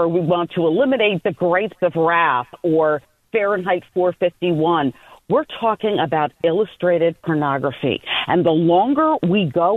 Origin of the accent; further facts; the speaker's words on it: just outside Milwaukee, Wisconsin, United States; I grew up just outside Milwaukee